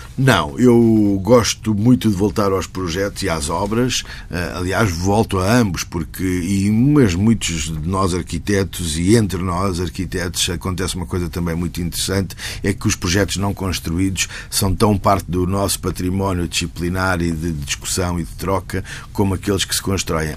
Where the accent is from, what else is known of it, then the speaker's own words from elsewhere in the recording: Lisbon, Portugal; also born or lived in Porto / Milan; eu sou de Lisboa